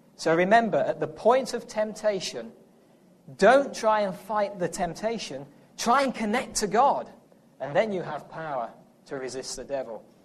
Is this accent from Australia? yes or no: no; England, United Kingdom; accent: English; now in United States; I'm from England